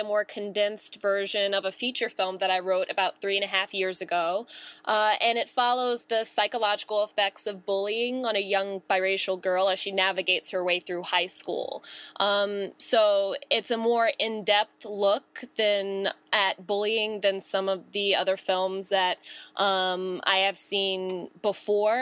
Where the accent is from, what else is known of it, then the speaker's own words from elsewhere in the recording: Maryland, United States; moved away as an adult; now in New York City, United States; I grew up in Maryland